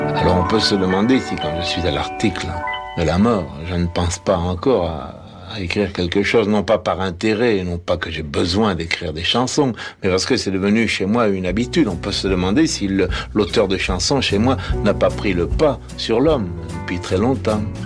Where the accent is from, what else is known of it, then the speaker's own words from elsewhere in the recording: Sète, Occitania, France; moved away as an adult; j'ai quitté Sète depuis 32 ans